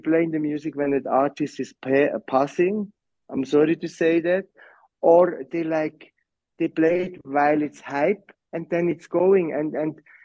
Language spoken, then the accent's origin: English; Switzerland; moved away as an adult; also born or lived in Johannesburg, South Africa; now in South Africa; I'm from Switzerland